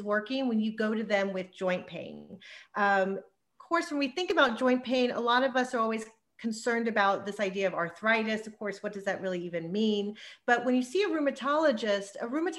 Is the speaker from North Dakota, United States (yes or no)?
no; Texas, United States; moved away as an adult; also born or lived in New York / Los Angeles; I'm born and raised in Texas, but I did all my education and training in New York